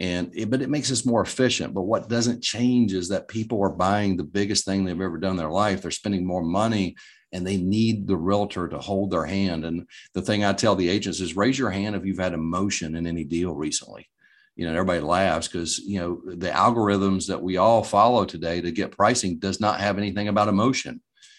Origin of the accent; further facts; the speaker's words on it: Greensboro, North Carolina, United States; But every Thursday, now I grew up in the Greensboro market.